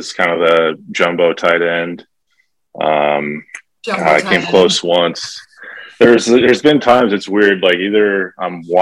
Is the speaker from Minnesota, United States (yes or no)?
yes; Rosemount, Minnesota, United States; We grew up in Rosemount, Minnesota, suburbs of St. Paul, Minneapolis.